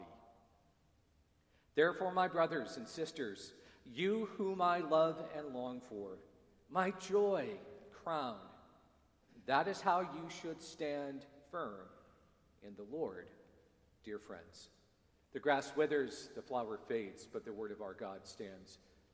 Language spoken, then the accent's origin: English; United States; moved away; also born or lived in Dar es Salaam, Tanzania; I'm an American